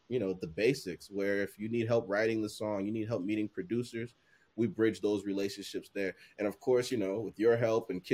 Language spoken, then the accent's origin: English; New Jersey, United States; also born or lived in Liberia; born in Liberia, coming to the States and growing up in Jersey